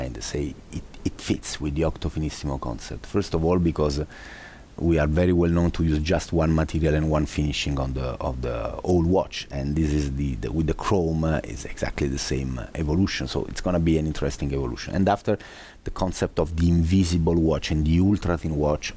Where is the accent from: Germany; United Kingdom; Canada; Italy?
Italy